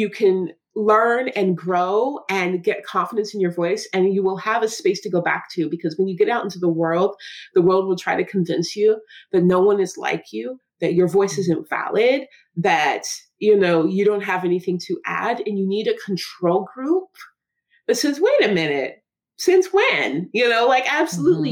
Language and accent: English; Seattle, Washington, United States; The way I speak growing up in Seattle with college education